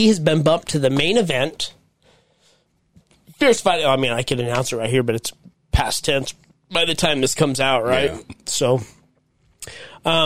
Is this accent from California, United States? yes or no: no; Syracuse, Utah, United States; I grew up in Syracuse, Utah